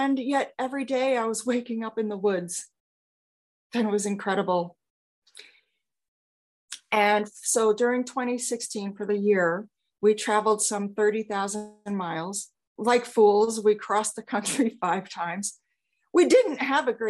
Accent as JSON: {"language": "English", "region": "New York", "country": "United States", "also_born_or_lived": "Phoenix / Los Angeles", "moved": "yes", "said": "I am originally from New York"}